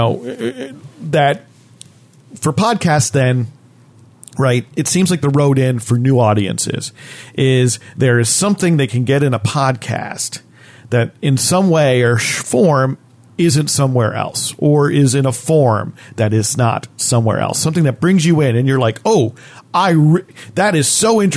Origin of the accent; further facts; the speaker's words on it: New Jersey, United States; growing up in New Jersey, you learned that history